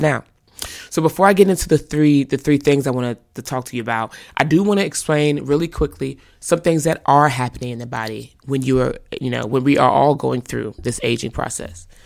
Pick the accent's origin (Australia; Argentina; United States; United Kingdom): United States; North Carolina; moved away as an adult; now in California, United States; I grew up in the South, North Carolina